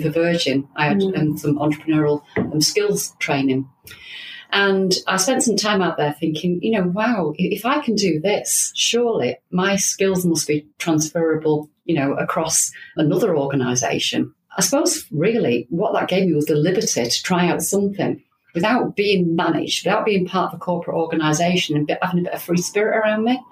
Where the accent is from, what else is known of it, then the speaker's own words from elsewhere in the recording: Manchester, North West England, United Kingdom; also born or lived in Blackpool / Preston; I was born in Manchester. My parents moved from Manchester to Blackpool because my dad's job took him to Blackpool.